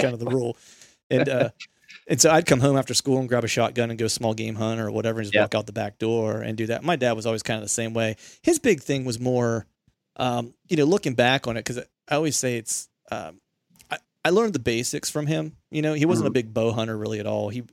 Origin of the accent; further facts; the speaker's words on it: Bedford, Pennsylvania, United States; I grew up near Bedford, Pennsylvania